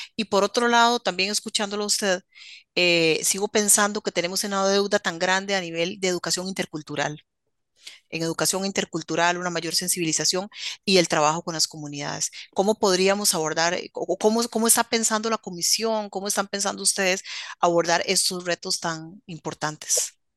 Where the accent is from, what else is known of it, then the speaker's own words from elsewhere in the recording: Costa Rica; como costarricenses